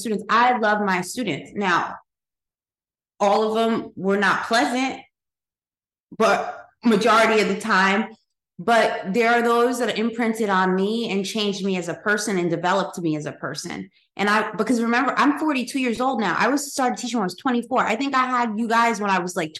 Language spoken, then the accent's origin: English; Paterson, New Jersey, United States; We're close to New York growing up. You know, we grew up in Patterson